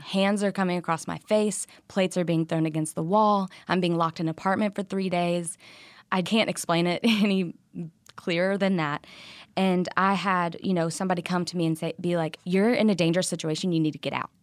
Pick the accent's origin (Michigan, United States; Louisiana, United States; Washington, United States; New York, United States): Louisiana, United States; I'm from Louisiana